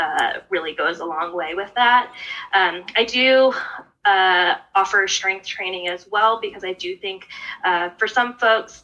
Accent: Northern Virginia, United States; born or raised there

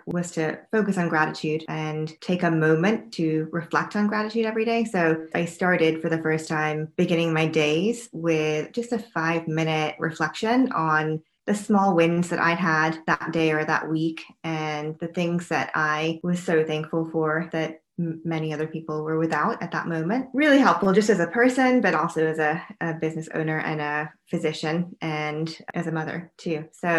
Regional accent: North Carolina, United States; moved away as an adult; Then I moved to New York from North Carolina and I went to medical school right from college up at New York Medical College

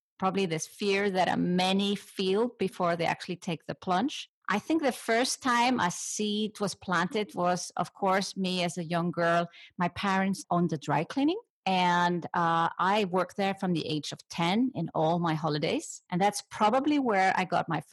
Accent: Iceland; I come from Iceland.

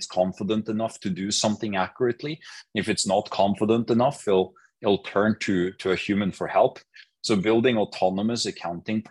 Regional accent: Norway; I grew up in Norway.

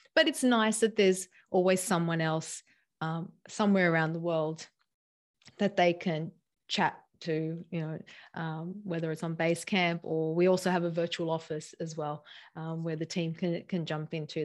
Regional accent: Sydney, New South Wales, Australia; also born or lived in San Diego; we came to, back to my hometown, Sydney

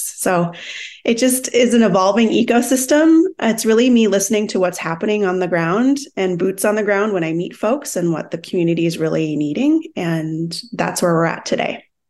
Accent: Minnesota, United States; moved away as an adult; also born or lived in Brazil / Australia / Sydney; now in San Diego, United States; I'm from Minnesota. I grew up

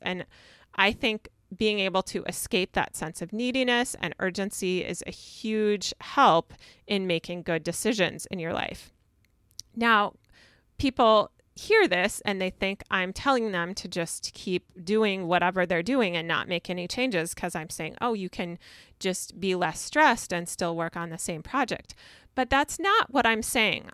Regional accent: Minnesota, United States; I'm from Minnesota

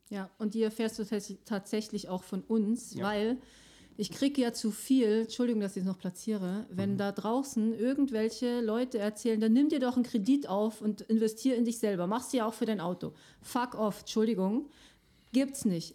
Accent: Switzerland; bei uns in der Schweiz

